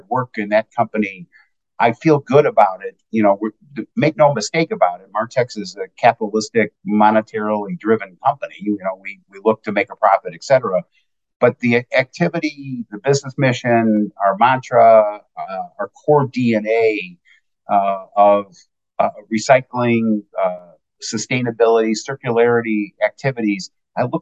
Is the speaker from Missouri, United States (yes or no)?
no; Oak Park, Illinois, United States; my hometown of Oak Park, Illinois